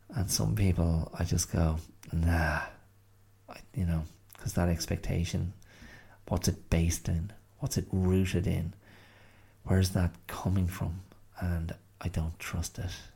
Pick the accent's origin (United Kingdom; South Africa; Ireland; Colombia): Ireland; on which to place oneself as an Irish person